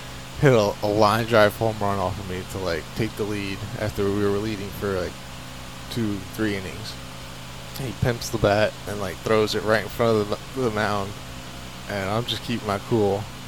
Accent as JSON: {"language": "English", "town": "Brooklyn", "region": "New York", "country": "United States", "tie": "born or raised there", "said": "In Brooklyn, New York."}